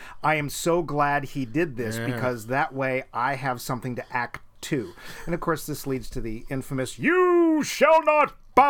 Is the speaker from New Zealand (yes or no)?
yes; New Zealand; And look, New Zealand, well, yeah, okay, I'm from New Zealand, but happens to have all of the stuff we need.